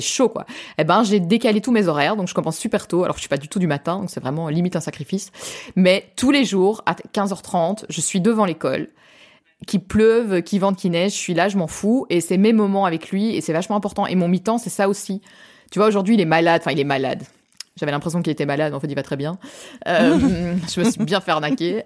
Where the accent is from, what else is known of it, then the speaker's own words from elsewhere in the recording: France; accent: French (Frenchie); now in Belgium; j'ai quand même un accent de Frenchie